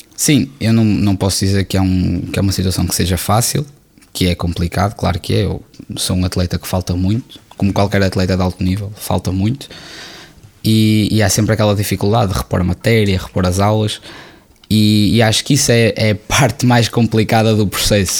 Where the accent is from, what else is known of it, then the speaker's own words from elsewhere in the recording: Porto, Norte, Portugal; Eu amo o Porto, tenho muito carinho, claro, é a cidade onde eu nasci